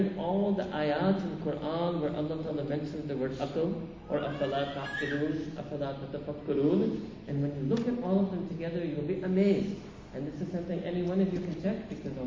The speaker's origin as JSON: {"language": "English", "town": "New York City", "region": "New York", "country": "United States", "tie": "born or raised there", "said": "I grew up in Manhattan"}